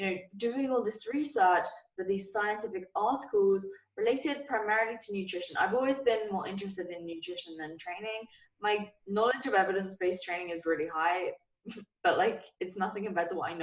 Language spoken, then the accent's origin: English; England, United Kingdom; as you guys may or may not have been able to tell from my voice, I'm from England